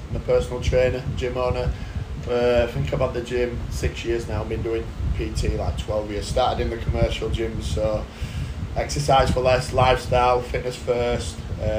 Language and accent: English; Wakefield, Yorkshire and the Humber, United Kingdom; I grew up with no dad, just my mum, and we grew up in a place called Painfort, which is like the Bronx of Wakefield.